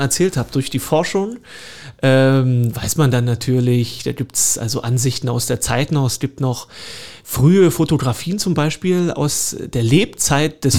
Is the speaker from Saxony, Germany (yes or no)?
yes; Horka, Saxony, Germany; moved away as an adult; also born or lived in Görlitz / Cottbus; now in Dresden, Germany; ich bin ja gebürtiger Lausitzer. Geboren in Görlitz, aufgewachsen in äh, Horka